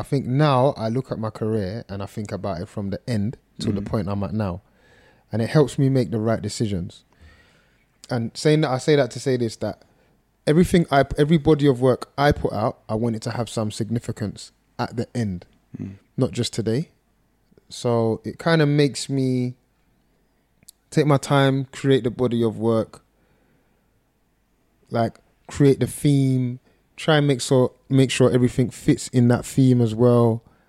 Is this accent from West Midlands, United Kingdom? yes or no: no; London, United Kingdom; Everything, man. I think in every aspect, the way I dress is North London, the way I talk, my references